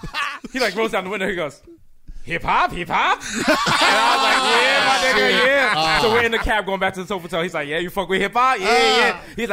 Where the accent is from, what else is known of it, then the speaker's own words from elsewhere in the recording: New York City, New York, United States; I'm from the Bronx.